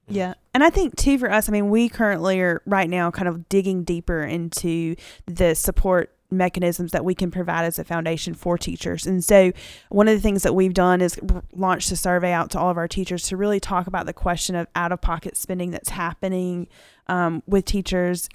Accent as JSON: {"language": "English", "town": "Dothan", "region": "Alabama", "country": "United States", "tie": "born or raised there", "said": "I'm homegrown. I mean, I like to tell people that. I'm from Dayton, Alabama"}